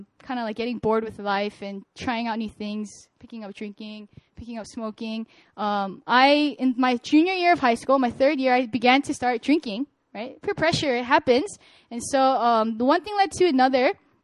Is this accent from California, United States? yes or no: yes; California, United States; moved away as an adult; now in Korea; I'm a Korean-American. I'm born and raised in California.